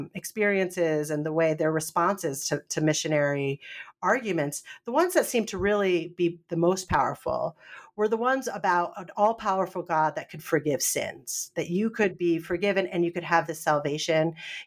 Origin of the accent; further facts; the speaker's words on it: Northeast, United States; now in North Carolina, United States; I grew up in the Northeast. And so there weren't as many Baptists. Now I'm in North Carolina, so there's a lot more Baptist communities.